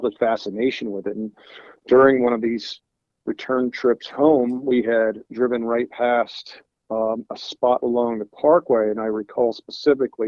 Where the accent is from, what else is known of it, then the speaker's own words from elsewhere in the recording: Cherry Hill, New Jersey, United States; I grew up in Cherry Hill